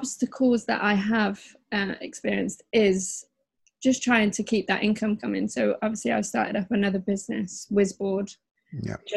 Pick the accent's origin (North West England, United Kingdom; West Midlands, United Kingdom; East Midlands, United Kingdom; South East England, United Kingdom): West Midlands, United Kingdom; Worcester; moved away as an adult; now in London, United Kingdom; I'm from the Midlands. I'm just from a little, it's not little, but smallish place, Worcester.